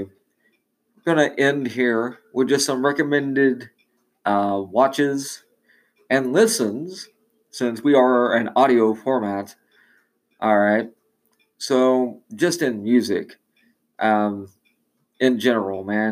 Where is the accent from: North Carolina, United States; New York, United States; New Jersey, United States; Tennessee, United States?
Tennessee, United States; I grew up in Tennessee.